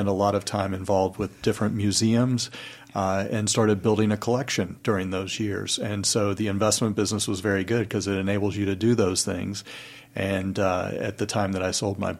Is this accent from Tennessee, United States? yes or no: yes; Chattanooga, Tennessee, United States; moved away; I am originally from Chattanooga, Tennessee